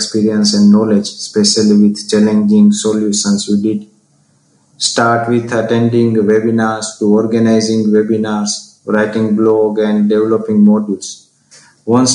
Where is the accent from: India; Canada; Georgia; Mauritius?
India; from India